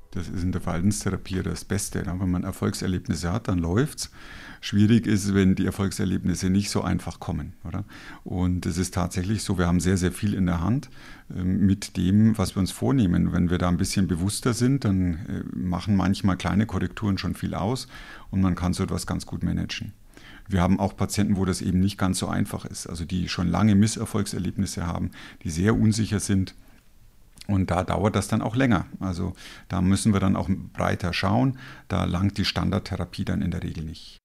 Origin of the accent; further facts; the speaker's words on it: Germany; Als Deutscher